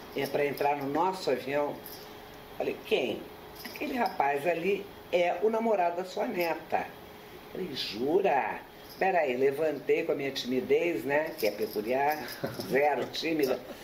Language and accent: Portuguese; Rio de Janeiro, Brazil; moved away as an adult; also born or lived in Lausanne, Switzerland; now in São Paulo, Brazil; Eu nasci no Rio de Janeiro, me casei, vim para São Paulo, moro aqui há muito tempo